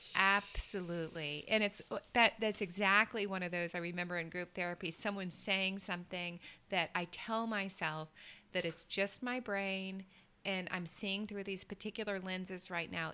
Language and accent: English; the South, United States; I grew up in the South in the U.S.